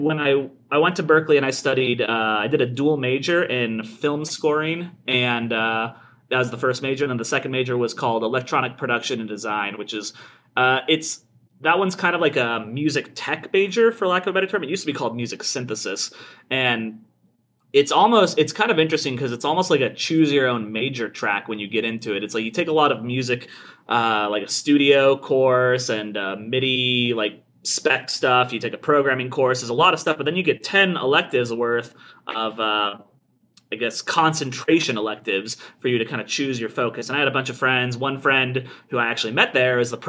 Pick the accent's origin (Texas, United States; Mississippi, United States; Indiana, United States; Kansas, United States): Kansas, United States; I'm from Kansas, actually, and I went to the University of Kansas